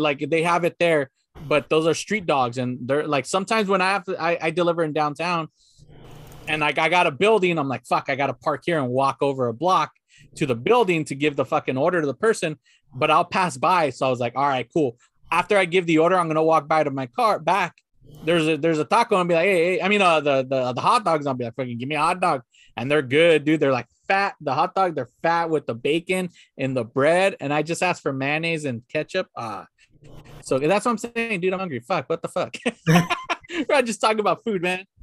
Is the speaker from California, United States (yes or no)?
yes; La Puente, California, United States; where my parents live, where my hometown, where I grew up in, in La Puente